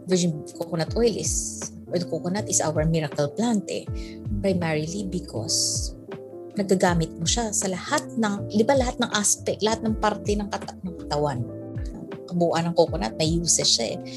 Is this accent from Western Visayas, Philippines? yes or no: yes; Ilonggo, Western Visayas, Philippines; moved away; Ilonggo kasi ako eh.